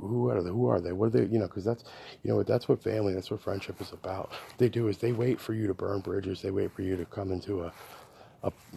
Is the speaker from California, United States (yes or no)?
no; Connecticut, United States; now in Texas, United States; I grew up in Connecticut. I grew up in New England in a really small town